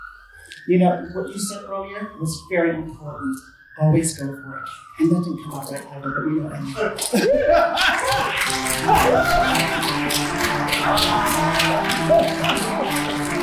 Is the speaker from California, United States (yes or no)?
no; Michigan, United States; now in London, United Kingdom; I'm from Michigan. You probably didn't notice my accent. I grew up in Michigan in a very religious background